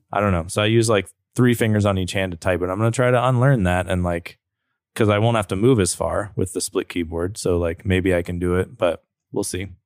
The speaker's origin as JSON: {"language": "English", "town": "Roanoke", "region": "Virginia", "country": "United States", "tie": "born or raised there", "also_born_or_lived": "Blacksburg"}